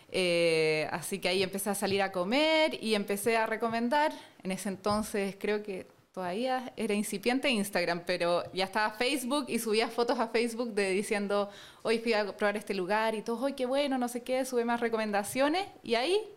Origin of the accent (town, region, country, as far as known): Chile; born or raised there; also born or lived in Germany / Spain